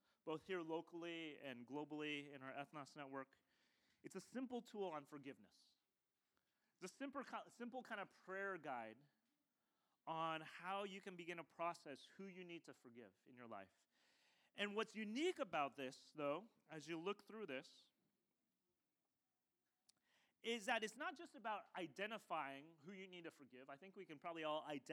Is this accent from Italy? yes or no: no; United States; I was born in the States